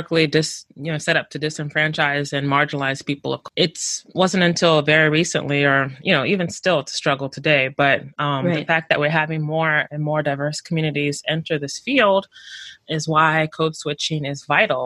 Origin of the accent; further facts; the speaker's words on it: Houston, Texas, United States; from Houston, Texas, the greatest city, H-Town